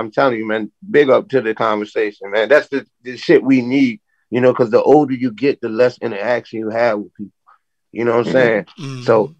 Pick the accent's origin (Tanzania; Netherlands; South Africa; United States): United States; the South; And I wrote in. I was from the South because I didn't see that on there.